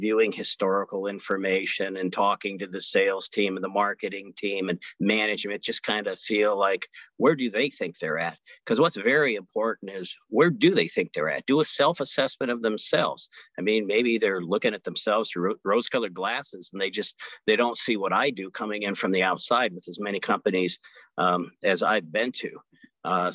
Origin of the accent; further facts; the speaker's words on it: Omaha, Nebraska, United States; Omaha, Nebraska, my hometown. I born and raised here.